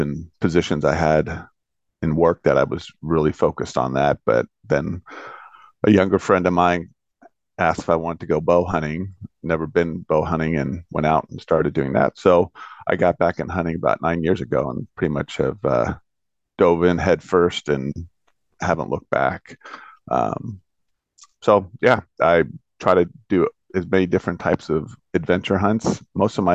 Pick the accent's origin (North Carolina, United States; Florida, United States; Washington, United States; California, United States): Washington, United States; Bellevue; I'm from Bellevue, Washington